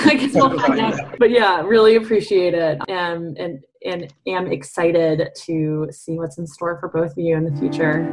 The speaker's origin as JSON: {"language": "English", "region": "Massachusetts", "country": "United States", "also_born_or_lived": "Washington, D.C. / Mexico City", "moved": "yes", "lives_now": "Evanston, United States", "said": "I'm from Massachusetts originally, lived in D.C. and Mexico City before coming to Kellogg"}